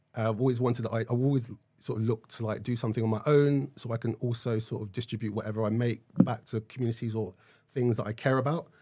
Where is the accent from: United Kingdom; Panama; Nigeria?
Nigeria; I am Nigerian